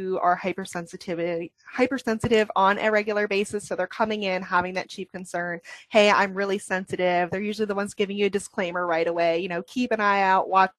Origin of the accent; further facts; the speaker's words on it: New England, United States; I was born and raised in the New England, Northeast, Maine, New Hampshire